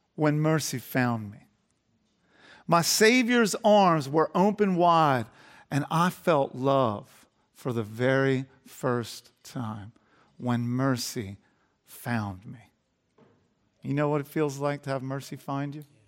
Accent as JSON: {"language": "English", "town": "Garnet Valley", "region": "Pennsylvania", "country": "United States", "tie": "born or raised there", "said": "I grew up in Garnet Valley before it was all built up."}